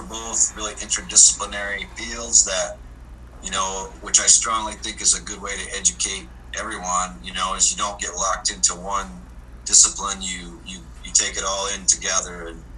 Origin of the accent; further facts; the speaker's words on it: South Dakota, United States; Well, I grew up in South Dakota as a farm kid, worked hard. We had a medium-sized, diverse farm, cattle, sheep, pigs, oats, barley, corn, a little bit of everything.